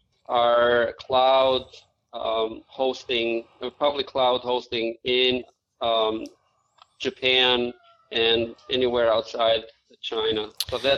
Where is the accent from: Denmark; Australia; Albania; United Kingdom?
Albania; English is a second language; now in United States; I was born outside of the United States, as you probably would have guessed. I have an accent. So I was born in Albania, which is in southeast Europe